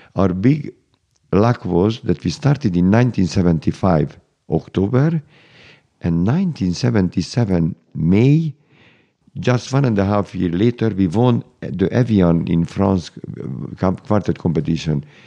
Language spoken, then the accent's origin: English; Budapest, Hungary; I was born in Budapest, Hungary